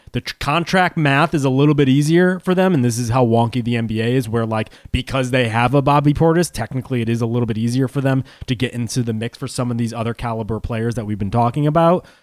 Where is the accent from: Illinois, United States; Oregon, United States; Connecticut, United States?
Connecticut, United States; I grew up in Connecticut